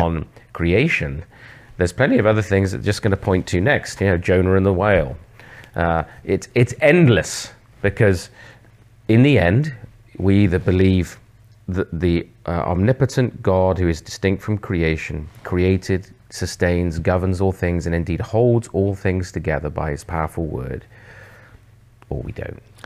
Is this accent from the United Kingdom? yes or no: yes; England, United Kingdom; moved away as an adult; also born or lived in Oxford / Southwest London; now in Canada; I'm actually from England originally